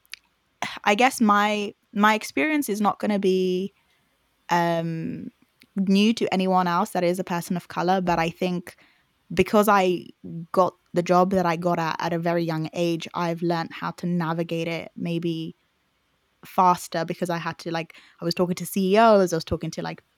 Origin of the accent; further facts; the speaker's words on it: Zimbabwe; accent: Zimbabwean; now in United Kingdom; I was born in Zimbabwe.